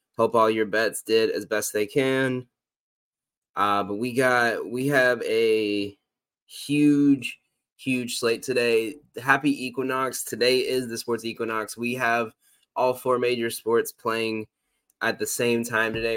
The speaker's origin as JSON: {"language": "English", "region": "the Carolinas", "country": "United States", "tie": "born or raised there", "said": "growing up in the Carolinas"}